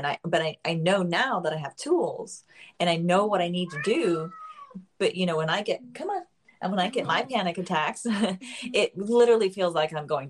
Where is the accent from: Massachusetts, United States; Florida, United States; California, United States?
Florida, United States; Miami Beach; Miami. I won't